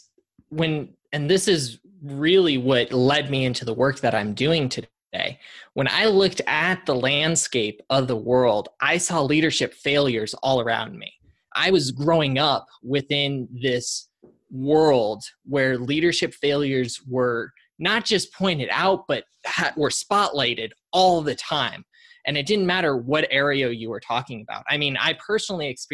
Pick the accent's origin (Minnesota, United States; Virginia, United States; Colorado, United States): Colorado, United States; now in Austin, United States; Born and raised in Colorado, but living in Austin.